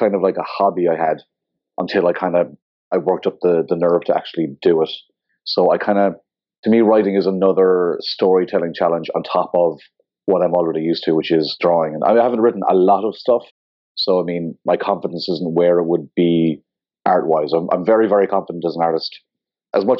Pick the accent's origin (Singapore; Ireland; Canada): Ireland; also born or lived in Scotland / New York; Location-wise, I'm from Ireland, and yeah, so I live and work in Dublin